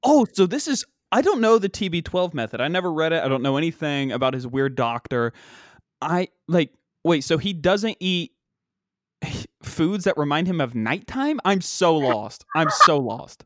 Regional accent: West Virginia, United States; we don't have professional sports in West Virginia

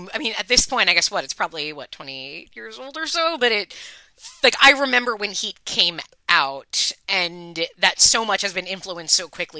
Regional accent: Long Island, New York, United States; I am obviously from Long Island

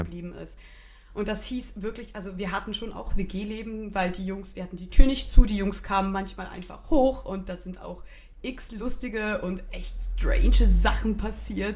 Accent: Switzerland; Und ich komme dann halt als Schweizerin mit meiner gut bürgerlichen, zum Teil sehr deutschen Küche daher.

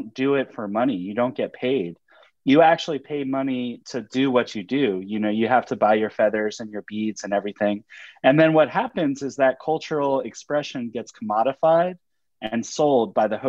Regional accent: Charleston, South Carolina, United States; now in New Orleans, United States; So my hometown is a great counterexample because you can walk around areas of Charleston

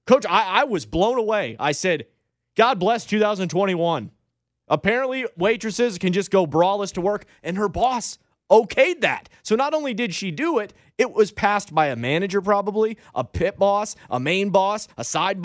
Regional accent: Cleveland, Ohio, United States; I'm from Cleveland.

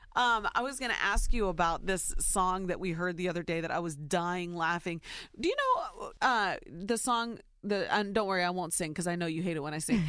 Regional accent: Ohio, United States; born or raised there

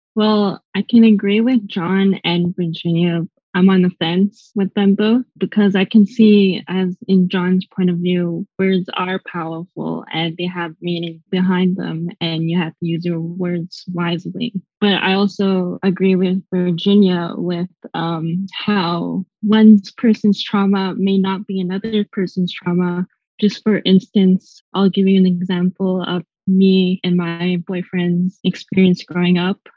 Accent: Winnipeg, Manitoba, Canada; I grew up in Winnipeg here in Canada.

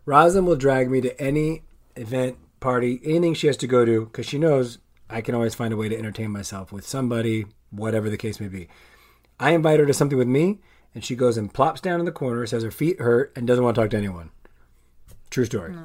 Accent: La Puente, California, United States; I grew up on La Puente

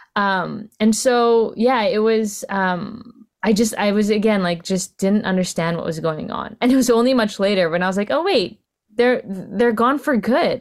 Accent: Vancouver, British Columbia, Canada; I'm Filipino Canadian, was born in Vancouver, my sec-, second generation Canadian

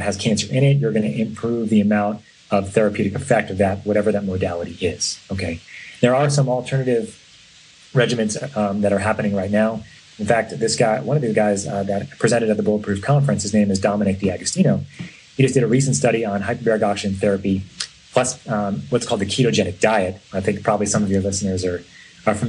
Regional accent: New York, United States; now in San Francisco, United States; I grew up in New York

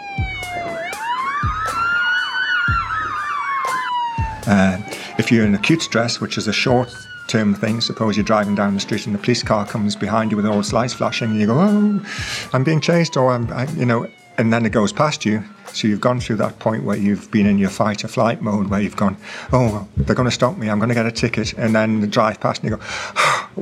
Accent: England, United Kingdom; I'm from England

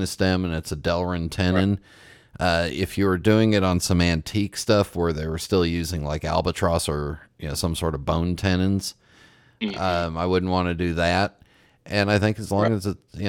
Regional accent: Los Angeles, California, United States; I grew up in Los Angeles

